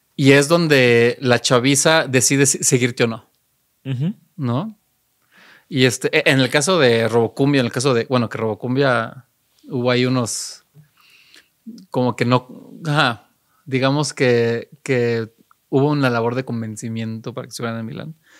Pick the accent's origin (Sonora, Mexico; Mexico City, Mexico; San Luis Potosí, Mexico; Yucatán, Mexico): Mexico City, Mexico; also born or lived in Eindhoven, Netherlands; yo soy más chilango